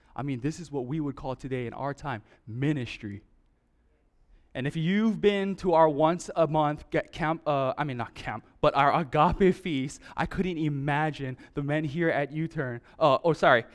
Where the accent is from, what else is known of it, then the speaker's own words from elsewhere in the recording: Hawaii, United States; growing up in Hawaii, my whole life